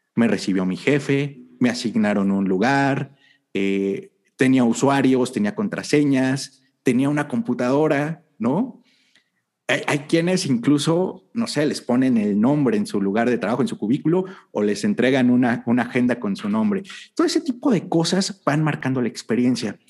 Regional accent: Mexico

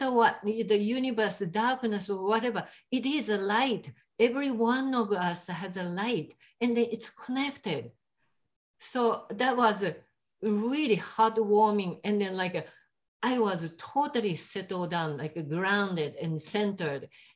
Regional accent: Japan; English is a second language; moved away; I am from Japan

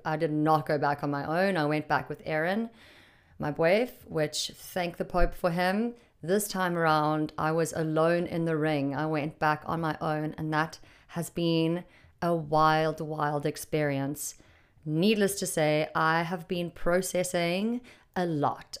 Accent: Durban, KwaZulu-Natal, South Africa; moved away; I was raised in Durban.

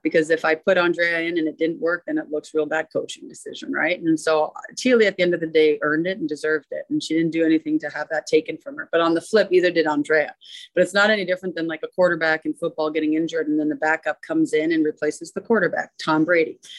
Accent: Mississauga, Ontario, Canada; moved away; also born or lived in Minnesota; I grew up in Mississauga, which is a city next to Toronto

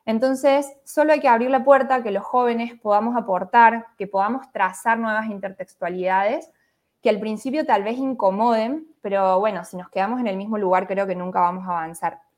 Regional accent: Córdoba, Argentina; soy de Córdoba, Argentina

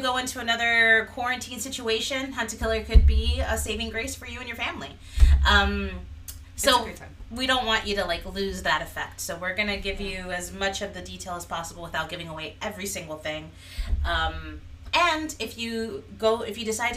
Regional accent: Miami, Florida, United States; We're from Miami, Florida

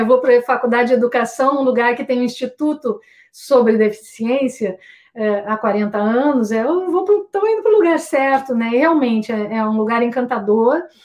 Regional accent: Santa Cruz do Sul, Rio Grande do Sul, Brazil; Santa Cruz do Sul, que é a minha cidade natal, no Rio Grande

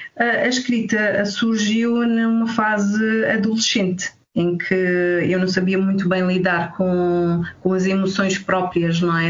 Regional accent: Alentejo, Portugal; moved away

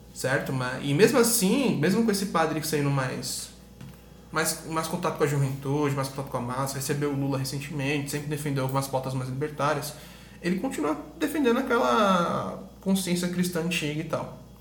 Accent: Brazil; a gente é português, a gente é brasileiro

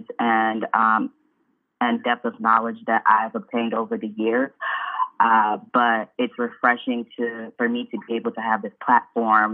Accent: Flossmoor, Illinois, United States; also born or lived in Chicago, Illinois / Nigeria (ancestry); I was born in the state of Illinois at the University of Illinois at Chicago. So I was born in Chicago, raised in the south suburbs in Flossmoor

